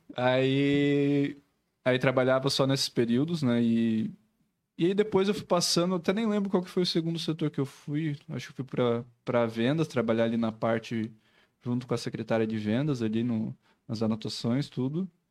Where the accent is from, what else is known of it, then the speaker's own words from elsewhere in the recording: Joinville, Santa Catarina, Brazil; A gente é né, joinvilense mesmo, somos nascidos aqui